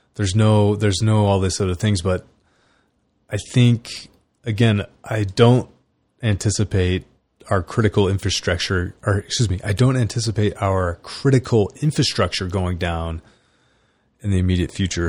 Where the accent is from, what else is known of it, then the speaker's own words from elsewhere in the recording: California, United States; I grew up in California.